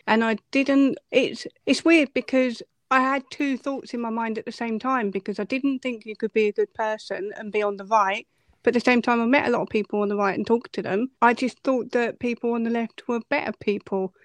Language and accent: English; Essex, East of England, United Kingdom; I'm from Essex